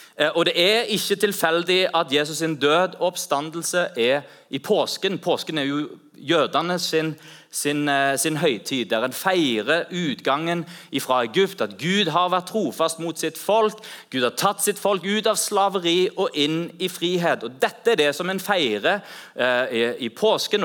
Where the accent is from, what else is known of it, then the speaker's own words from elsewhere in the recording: Norway; vi er fra Norge